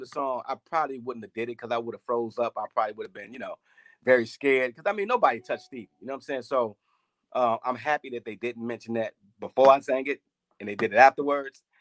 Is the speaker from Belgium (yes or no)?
no; Chicago, Illinois, United States; growing up in Chicago, I mean, it's a beautiful city.